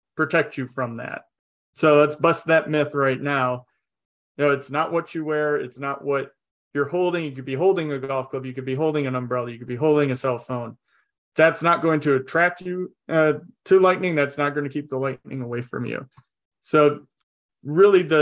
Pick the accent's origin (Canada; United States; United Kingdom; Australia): United States; north of Detroit, Michigan; moved away as an adult; also born or lived in Oklahoma; now in Colorado, United States; growing up in Michigan, just a little bit north of Detroit